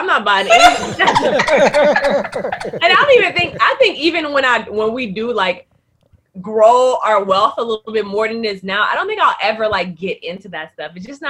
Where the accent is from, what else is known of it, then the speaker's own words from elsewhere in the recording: Port-au-Prince, Ouest, Haiti; I was born in Port-au-Prince. So my mom's side is from Port-au-Prince. That's where I was born. That's where we lived. But my dad is from Benin.